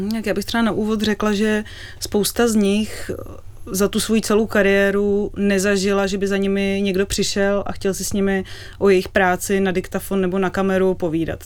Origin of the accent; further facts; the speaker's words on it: Prague, Czechia; My jsme byli děti a oba jsme vyrůstali v Praze